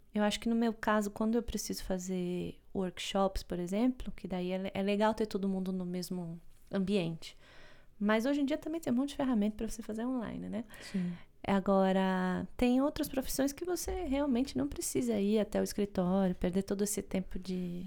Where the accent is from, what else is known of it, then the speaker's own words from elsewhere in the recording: Brazil; moved away; a gente vem do Brasil